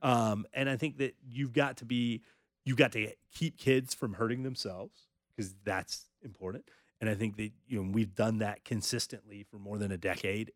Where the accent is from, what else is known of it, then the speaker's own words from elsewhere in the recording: North Carolina, United States; I grew up in North Carolina